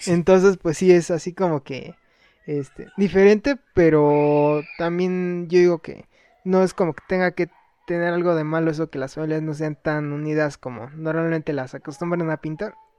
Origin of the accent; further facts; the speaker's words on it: Mexico; yo sí me siento mexicano, pero más que nada porque nací aquí.